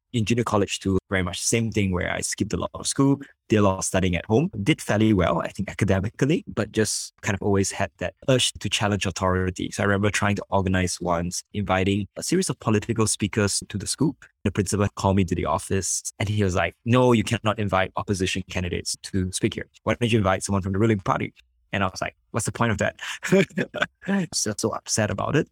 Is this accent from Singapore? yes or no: yes; Singapore; I'm from Singapore.